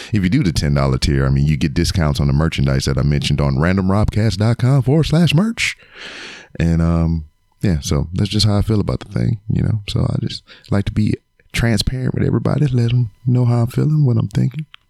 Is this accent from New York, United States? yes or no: no; Lake Charles, Louisiana, United States; now in Houston, United States; my hometown of Lake Charles, Louisiana